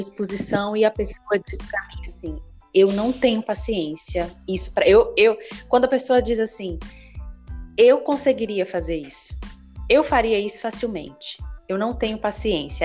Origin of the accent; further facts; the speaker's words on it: Recife, Pernambuco, Brazil; moved away; also born or lived in Belo Horizonte; eu nasci em, em Recife, né, no estado de Pernambuco. E a Universidade Federal de Pernambuco ela é muito grande. Ela era um pouco distante de onde eu morava